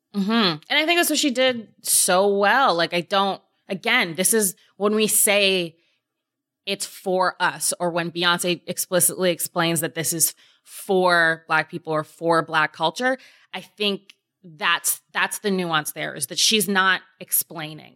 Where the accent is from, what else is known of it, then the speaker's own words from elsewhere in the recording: Canada; my black experience as a Canadian